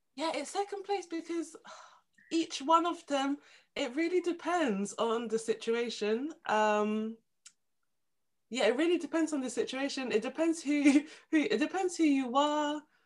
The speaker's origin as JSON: {"language": "English", "region": "London", "country": "United Kingdom", "also_born_or_lived": "Essex", "said": "I'm from London"}